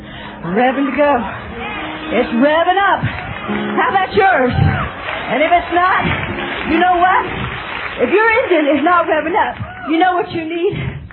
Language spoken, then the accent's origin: English; England, United Kingdom; Hey, I'm English too.